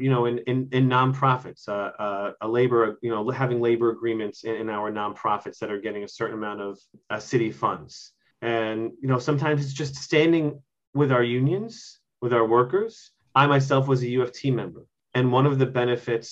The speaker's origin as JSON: {"language": "English", "area": "Mitchell-Lama housing", "region": "New York", "country": "United States", "tie": "born or raised there", "said": "I grew up in Mitchell-Lama housing"}